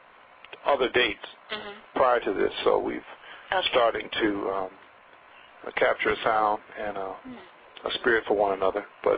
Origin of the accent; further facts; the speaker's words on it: Denver, Colorado, United States; also born or lived in Missouri; I was born in Missouri, but I grew up in Denver, Colorado